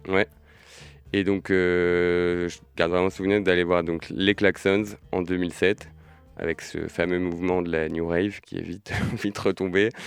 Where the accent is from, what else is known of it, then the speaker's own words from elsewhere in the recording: La Roche-sur-Yon, Pays de la Loire, France; now in Nantes, France; originaire de La Roche-sur-Yon aussi